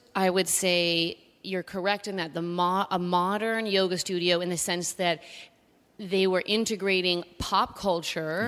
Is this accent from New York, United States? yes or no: yes; New York City, New York, United States; I grew up in a hotel called the Chelsea